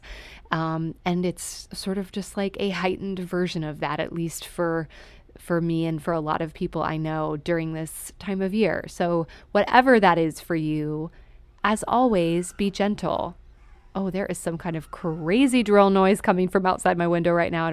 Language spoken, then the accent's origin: English; Texas, United States; I'm from Texas too